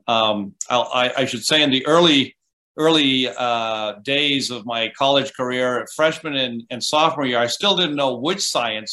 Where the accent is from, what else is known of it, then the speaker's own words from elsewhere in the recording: Costa Rica; moved away as an adult; also born or lived in Vermont, United States; I grew up in Costa Rica. Um, went to school through high school